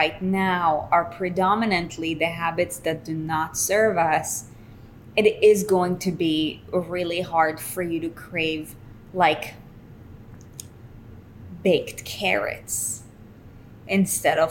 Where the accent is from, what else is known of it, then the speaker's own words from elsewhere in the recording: Israel; now in United States; I come from Israel